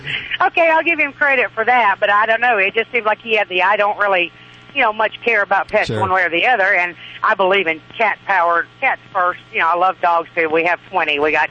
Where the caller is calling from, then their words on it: Missouri, United States; I'm in just about halfway across Missouri on I-70, heading west, going to British Columbia.